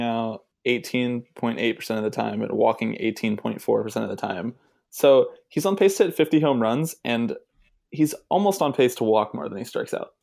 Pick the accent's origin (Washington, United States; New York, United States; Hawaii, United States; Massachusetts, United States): Washington, United States; I was born in Washington